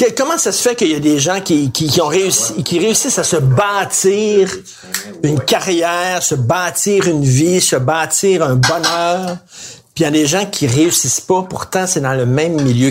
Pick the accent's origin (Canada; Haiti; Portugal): Canada; Quebec; Je suis québécois